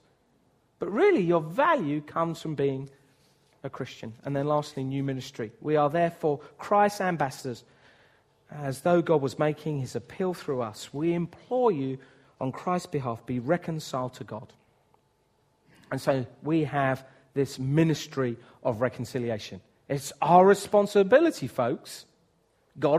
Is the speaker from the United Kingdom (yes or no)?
yes; United Kingdom; I'm white British